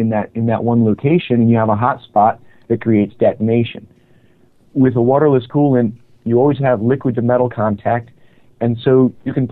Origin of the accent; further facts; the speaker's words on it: Connecticut, United States; I grew up in Connecticut, next to the Lime Rock Racetrack in the northwest corner